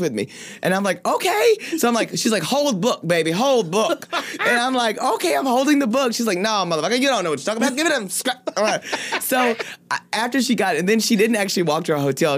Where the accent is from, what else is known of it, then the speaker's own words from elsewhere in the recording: Paris, Texas, United States; I'm from Paris, Texas.